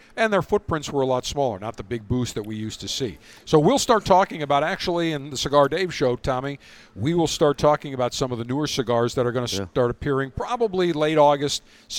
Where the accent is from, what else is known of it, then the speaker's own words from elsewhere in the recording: Buffalo, New York, United States; I'm from Buffalo.